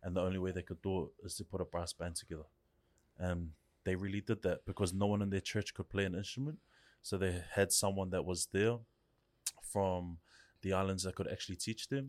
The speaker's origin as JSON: {"language": "English", "region": "Auckland", "country": "New Zealand", "tie": "born or raised there", "said": "I grew up in Central for, I think, maybe the first eight years of my life"}